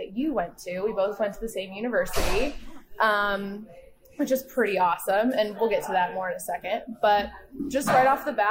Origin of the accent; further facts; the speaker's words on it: Findlay, Ohio, United States; I'm from Findlay, which is, 15 minutes the other way.